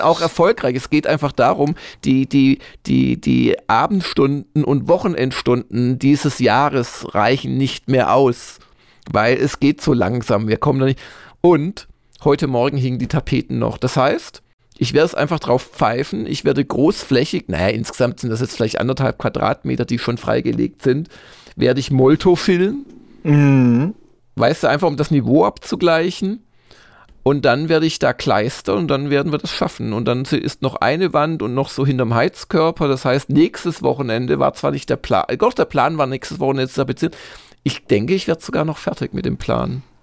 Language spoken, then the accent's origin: German; Swabia, Germany; als Schwabe